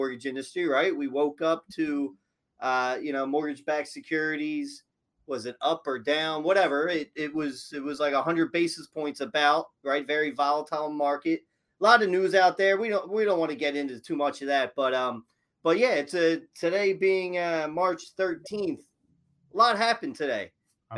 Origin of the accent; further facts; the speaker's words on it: Philadelphia, Pennsylvania, United States; I'm from Philadelphia